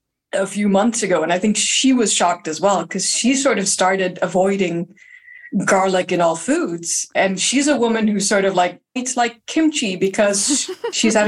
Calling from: Lund, Skåne, Sweden; I'm calling from Lund in Sweden

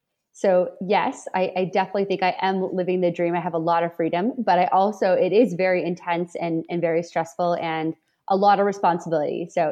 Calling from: London, Ontario, Canada; I am in London, Ontario, Canada, which is 2 hours southwest of Toronto, between Toronto and Detroit.

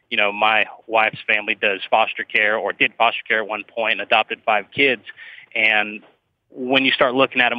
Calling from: Minnesota, United States; Um, down towards Minneapolis area, but a little bit southern.

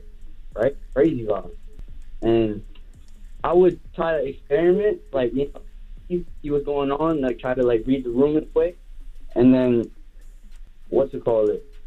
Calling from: Flushing, New York, United States; I'm calling from Flushing.

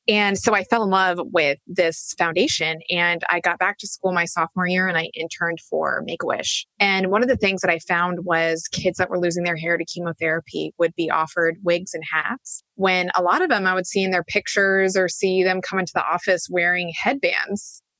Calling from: San Diego, California, United States; also born or lived in Raleigh, North Carolina; Well, I am in San Diego, California, in my Airstream trailer that my husband and I have been traveling in since we left Raleigh.

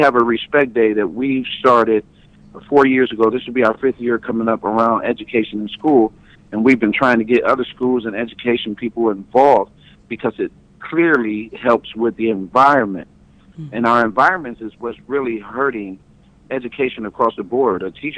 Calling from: Detroit, Michigan, United States; I'm calling from Detroit, Michigan

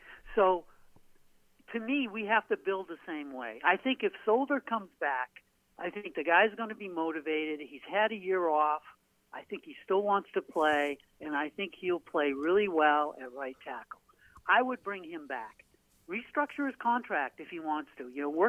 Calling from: Portland, Maine, United States

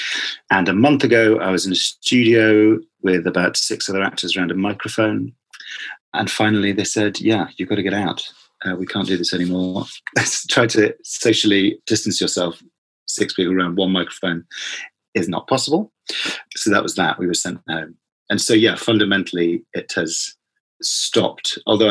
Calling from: London, United Kingdom; I'm speaking from London and I am a father of 2 children

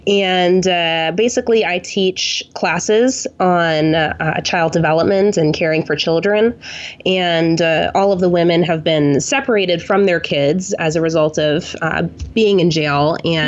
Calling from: Tulsa, Oklahoma, United States; I am calling from Tulsa, Oklahoma.

